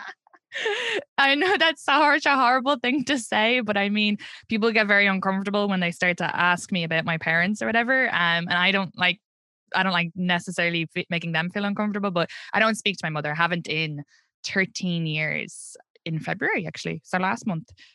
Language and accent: English; Ireland; accent: Irish; moved away as an adult; now in Brooklyn, United States; I'm from Ireland